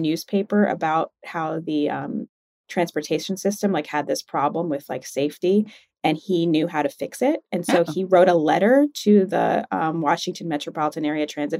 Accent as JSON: {"language": "English", "country": "Jamaica", "moved": "yes", "lives_now": "United States", "said": "being a Jamaican in America is weird because I am Black"}